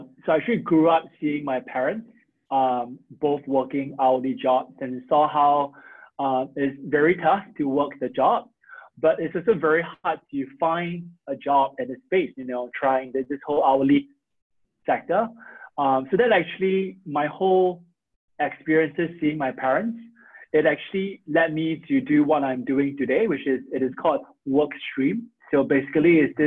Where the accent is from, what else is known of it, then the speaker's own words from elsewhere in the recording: Singapore; moved away as an adult; now in United States; I'm from Singapore. So I came to the US where I actually went to Harvard and also MIT for school